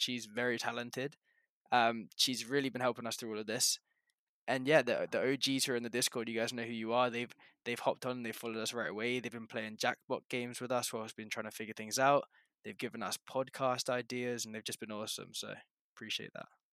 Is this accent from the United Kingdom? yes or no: yes; England, United Kingdom; now in Canada; I'm originally from England, I now live in Canada, but big up the G U one four still